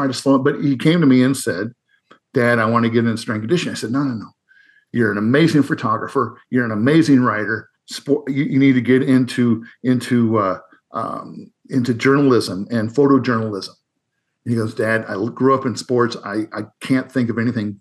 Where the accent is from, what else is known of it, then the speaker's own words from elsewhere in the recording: Northern Iowa, United States; I grew up in Northern Iowa